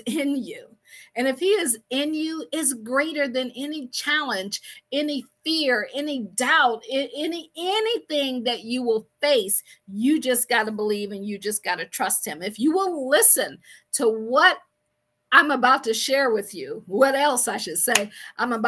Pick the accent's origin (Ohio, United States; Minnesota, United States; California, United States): Ohio, United States; Akron; I am from Akron, Ohio